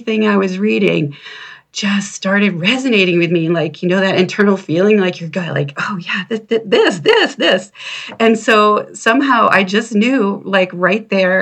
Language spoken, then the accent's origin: English; Maine, United States; I was living in Maine, and I grew up in Maine at the time.